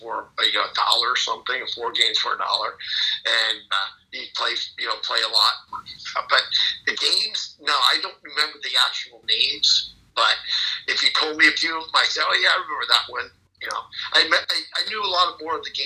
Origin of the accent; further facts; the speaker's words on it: California, United States; now in Boca Raton, United States; when I was a young kid in California